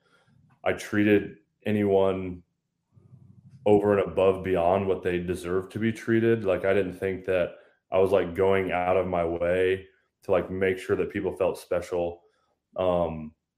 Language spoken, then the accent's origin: English; Lafayette, Indiana, United States; born and raised in Lafayette, Indiana. I still live here with my wife and four kids.